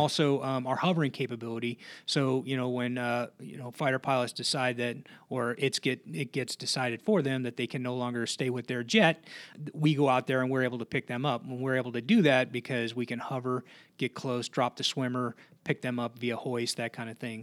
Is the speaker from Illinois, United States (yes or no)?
yes; Blue Island, Illinois, United States; moved away; I'm from Chicago originally, uh, s, uh, town on the south side, uh, called Blue Island.